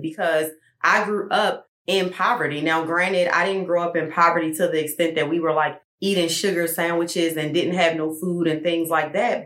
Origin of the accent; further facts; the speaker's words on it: Baltimore, Maryland, United States; moved away; Even though I'm from Baltimore